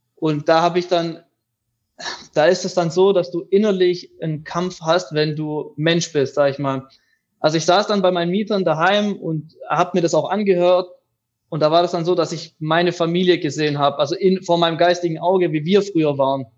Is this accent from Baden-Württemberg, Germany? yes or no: yes; near Reutlingen, Tübingen, Metzingen, Baden-Württemberg, Germany; Ich komme aus dem Süden Deutschlands, am Fuße der Schwäbischen Alb, aus der Nähe von Reutling, Tübingen beziehungsweise Outlet Metzing